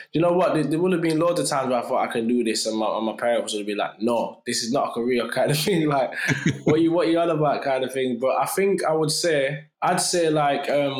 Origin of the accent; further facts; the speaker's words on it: Sheffield, Yorkshire and the Humber, United Kingdom; in my city